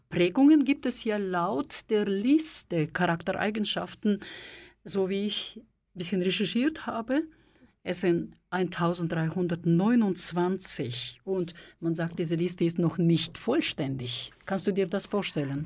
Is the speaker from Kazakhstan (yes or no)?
yes; Kazakhstan; now in Switzerland; ich komme aus der Sowjetunion, aus Kasachstan